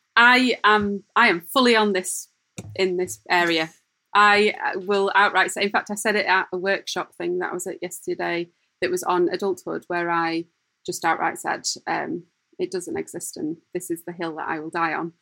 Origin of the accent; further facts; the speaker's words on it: Lancashire, North West England, United Kingdom; also born or lived in Dublin; I'm actually from Lancashire